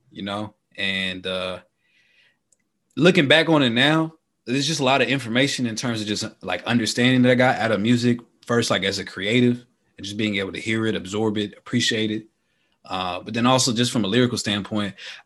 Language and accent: English; Dallas, Texas, United States; I'm from Texas. I'm from Dallas